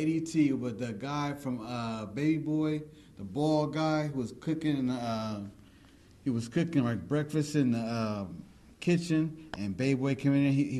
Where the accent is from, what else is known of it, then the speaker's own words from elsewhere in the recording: New Jersey, United States; I'm from Jersey.